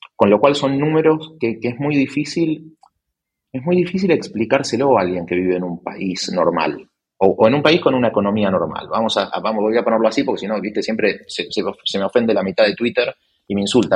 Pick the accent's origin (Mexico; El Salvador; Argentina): Argentina; also born or lived in Spain; now in Buenos Aires, Argentina; soy argentino